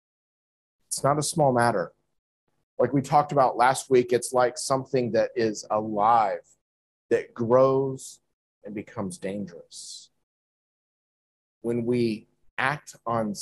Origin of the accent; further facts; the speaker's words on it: United States; moved away; in my home country, in America